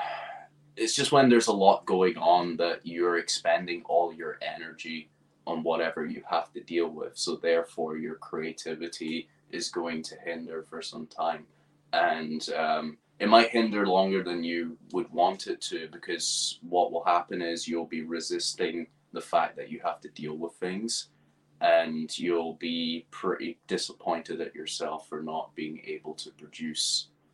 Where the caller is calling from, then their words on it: East Acton, London, United Kingdom; So I'm joining you from West London in a little area called East Acton.